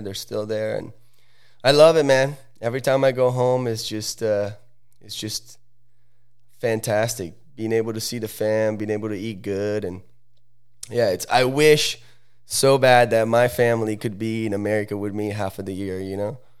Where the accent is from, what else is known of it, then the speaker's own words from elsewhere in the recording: Sala Comacina, Lombardy, Italy; now in United States; I'm from Sala Comacina. It's a, a super small little